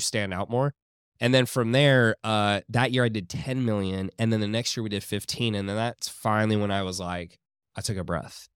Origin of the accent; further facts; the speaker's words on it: Houston, Texas, United States; moved away as an adult; now in Miami, United States; I grew up in Houston